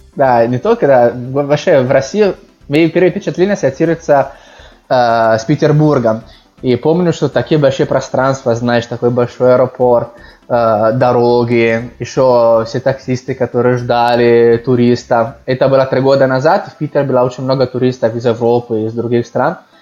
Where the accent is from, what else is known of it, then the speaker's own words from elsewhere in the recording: Milan, Lombardy, Italy; Russian is a second language; also born or lived in Moscow; я родился в Милане, и там жил, ну, большинство моей жизни, практически всю жизнь. Да, так что я из Милана могу сказать